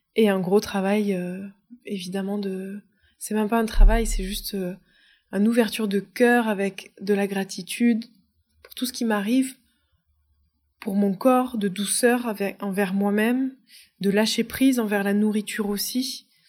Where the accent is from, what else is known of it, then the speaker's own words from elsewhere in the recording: France; moved away as an adult; J'ai été déracinée parce que j'ai quitté la France. J'ai quitté la France à 23 ans